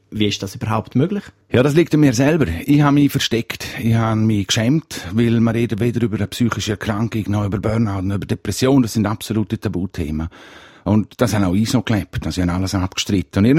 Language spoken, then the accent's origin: German; Graubünden, Switzerland; Ich als Bündner habe den Vorteil, dass ich schnell reden weil halt schon ein bisschen ein Steinbock-Bonus da ist.